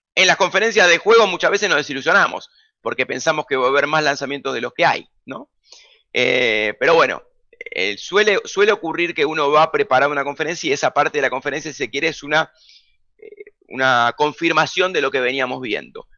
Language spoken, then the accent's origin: Spanish; Buenos Aires, Argentina; yo nací en Almagro, Boedo y terminé viviendo en Parque Chacabuco, esa fue siempre mi zona de influencia, junto a Caballito también. Fui al colegio en Caballito